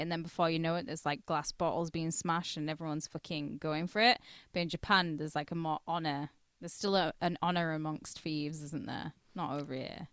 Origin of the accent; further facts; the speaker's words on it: twenty minutes from Carlisle, North West England, United Kingdom; I'm from twenty minutes down the road, and people in Carlisle know I'm not from Carlisle.